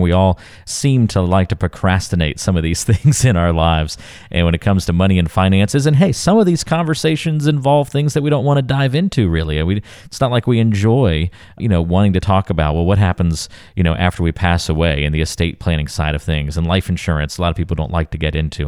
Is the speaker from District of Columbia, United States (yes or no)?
no; North Carolina, United States; I grew up in North Carolina